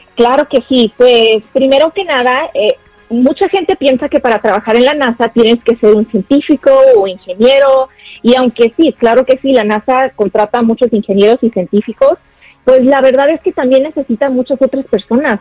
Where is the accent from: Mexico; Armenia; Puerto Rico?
Mexico; Guadalajara, Jalisco; now in United States; Yo soy de Guadalajara, Jalisco, Tapatía.